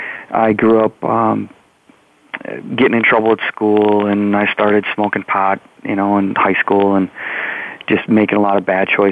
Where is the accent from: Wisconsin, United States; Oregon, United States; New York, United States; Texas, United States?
Wisconsin, United States; I'm from Wisconsin and born and raised right in the middle, the dead center of the state